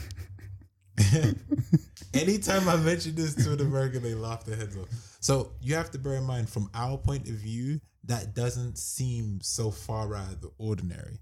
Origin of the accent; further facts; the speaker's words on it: London, United Kingdom; We're from London.